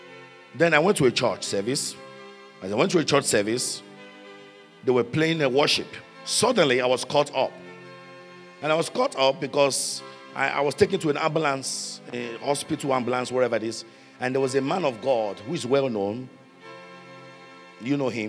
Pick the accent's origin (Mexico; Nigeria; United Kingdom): Nigeria; now in Minnesota, United States; I said, from Nigeria